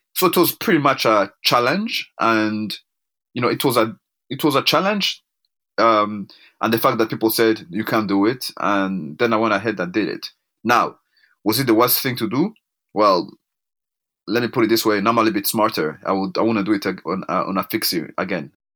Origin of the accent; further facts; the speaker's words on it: Rwanda; now in Canada; I'm African born. I was born in Rwanda in nineteen seventy-nine.